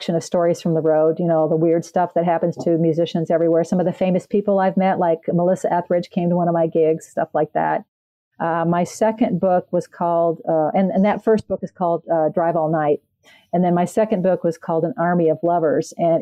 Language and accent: English; Canada; I'm Canadian